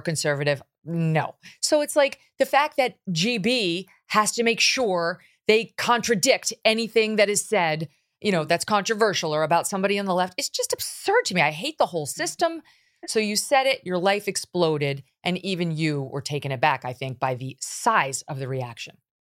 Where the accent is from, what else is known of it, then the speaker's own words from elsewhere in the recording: United States; as an American